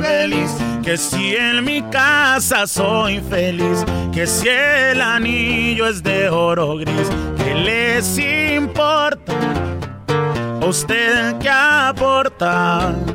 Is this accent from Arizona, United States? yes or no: yes; Tucson, Arizona, United States; also born or lived in Nogales, Sonora, Mexico; soy nacido en Tucson, Arizona, originario de Tucson, Arizona